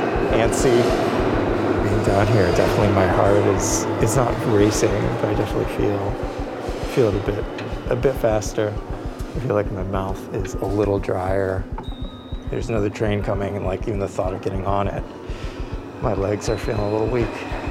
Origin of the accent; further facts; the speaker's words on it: New York City, New York, United States; as a New Yorker.